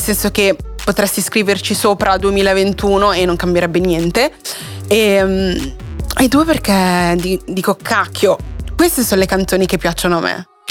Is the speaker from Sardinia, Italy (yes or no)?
no; Milan, Lombardy, Italy; accent: a bit Milanese; mi dicono che ho l'accento un pochino milanese